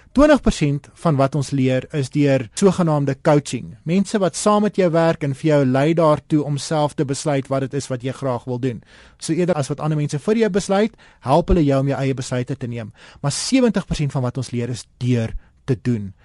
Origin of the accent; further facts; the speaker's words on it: South Africa; ons as Suid-Afrikaners